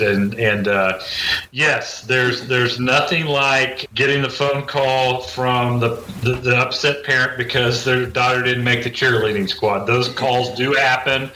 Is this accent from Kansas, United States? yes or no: yes; Topeka, Kansas, United States; also born or lived in West Virginia / Washington, D.C.; I grew up in Topeka